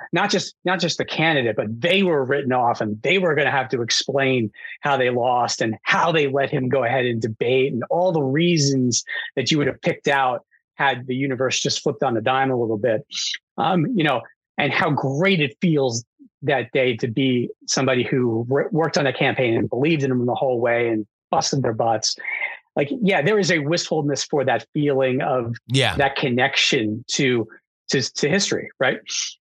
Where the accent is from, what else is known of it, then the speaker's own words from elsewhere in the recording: New York, United States; I grew up in New York